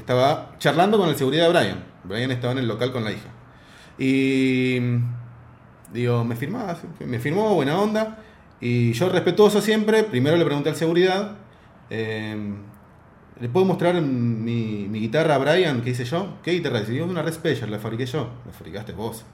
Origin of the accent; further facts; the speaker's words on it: Argentina; soy argentina